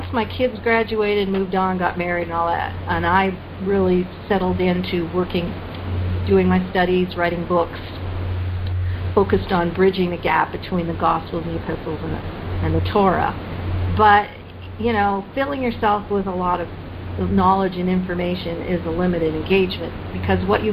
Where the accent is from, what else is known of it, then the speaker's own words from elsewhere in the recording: Canada; now in United States; I grew up in Canada